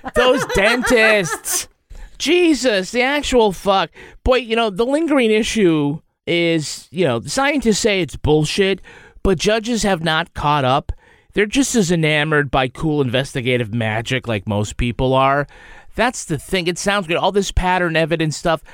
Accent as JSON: {"language": "English", "town": "Holyoke", "region": "Massachusetts", "country": "United States", "said": "I'm from Holyoke"}